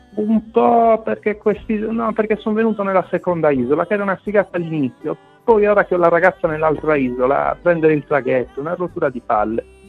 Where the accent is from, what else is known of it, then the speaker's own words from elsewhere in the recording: Quartu Sant'Elena, Sardinia, Italy; moved away as an adult; also born or lived in London; now in Malta; vengo da Quartu